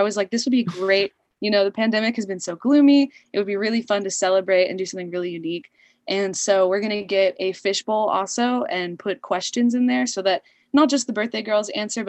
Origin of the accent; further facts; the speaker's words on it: Louisville, Kentucky, United States; Cause you know, I grew up in Kentucky.